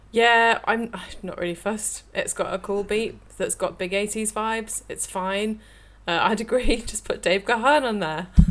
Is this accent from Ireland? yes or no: no; the north of England, United Kingdom; accent: northern; It's probably my northern accent